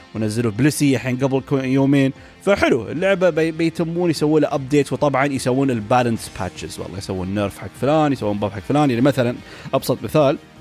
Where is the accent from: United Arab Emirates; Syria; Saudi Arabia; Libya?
United Arab Emirates; عندنا في الامارات